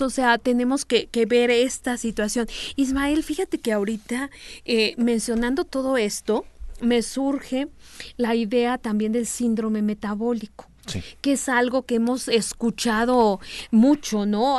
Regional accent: Mexico; algo en nuestros genes como población mexicana

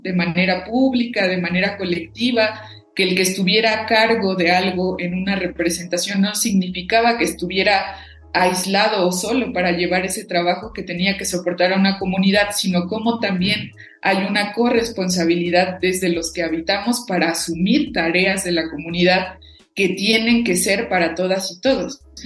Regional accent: Cherán, Michoacán, Mexico; first language Purépecha; Spanish is a second language; venir de un legado de nuestros ancestros y ancestras propiamente de una cultura que siempre fue la resistencia

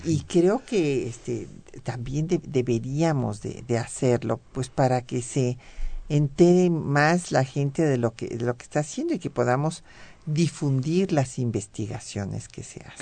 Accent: Mexico

